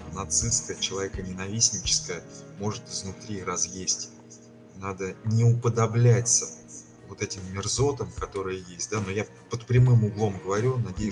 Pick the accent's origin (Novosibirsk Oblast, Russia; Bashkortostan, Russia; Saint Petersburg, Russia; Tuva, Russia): Bashkortostan, Russia; Ufa; Я не просто с Урала, я а, постоянно живу в городе Уфа.